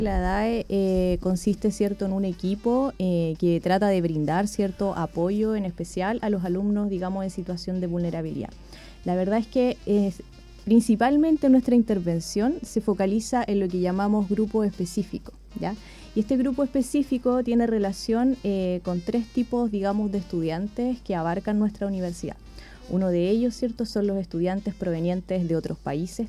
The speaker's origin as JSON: {"language": "Spanish", "town": "Iquique", "region": "Tarapacá", "country": "Chile", "moved": "as an adult", "lives_now": "Chillán, Chile", "said": "Yo vengo de Iquique"}